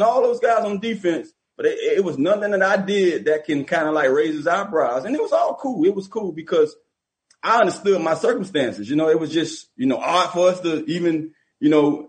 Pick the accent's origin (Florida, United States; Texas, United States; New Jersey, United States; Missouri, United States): Florida, United States; Miami; I was from Miami.